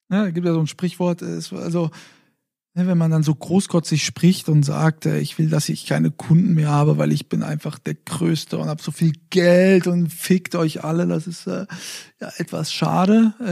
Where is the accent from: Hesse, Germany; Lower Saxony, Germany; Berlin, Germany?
Hesse, Germany; Fulda; hatten ja eigentlich ein Sofa bestellt, dann äh, äh, auch noch in meiner Heimatstadt Fulda.